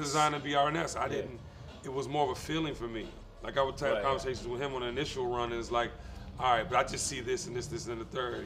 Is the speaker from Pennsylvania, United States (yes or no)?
no; Washington, District of Columbia, United States; I'm from Washington D.C.